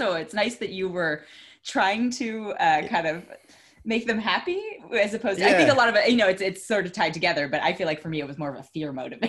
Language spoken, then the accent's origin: English; Oakland, California, United States; I'm from Oakland.